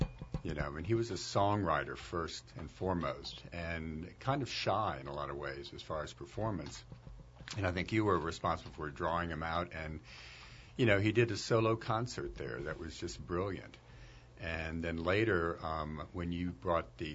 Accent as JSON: {"language": "English", "town": "New Orleans", "region": "Louisiana", "country": "United States", "tie": "born or raised there", "said": "I grew up, I'm a native of New Orleans, and, you know, during the 60s and early 70s, you know, growing up in New Orleans"}